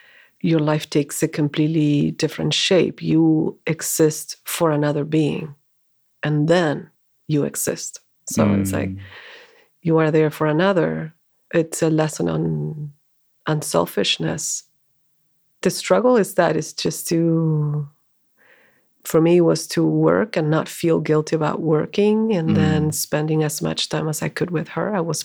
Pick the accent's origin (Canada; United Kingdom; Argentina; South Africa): Argentina; moved away as an adult; also born or lived in India; now in United States; So I'm originally from Argentina, and I came to the U.S. in 2007.